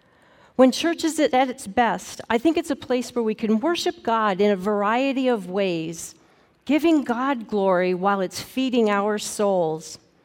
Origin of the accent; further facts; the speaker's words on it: Montana, United States; When I was a kid growing up in Northwest Montana, we attended a small Lutheran church.